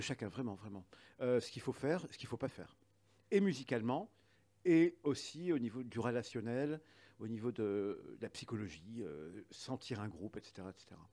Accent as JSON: {"language": "French", "area": "the North", "region": "north of France", "country": "France", "said": "je suis, du Nord, donc je, je suis en, dès le collège, euh, mes parents m'ont mis en, classe à horaire aménagé"}